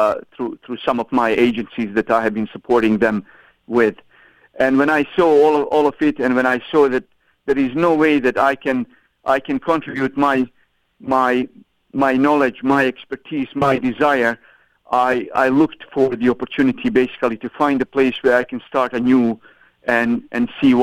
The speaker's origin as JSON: {"language": "English", "country": "Bosnia & Herzegovina", "also_born_or_lived": "Toronto, Canada / Vancouver, Canada", "moved": "as an adult", "lives_now": "Ottawa, Canada", "said": "I came to Canada from Bosnia and Herzegovina."}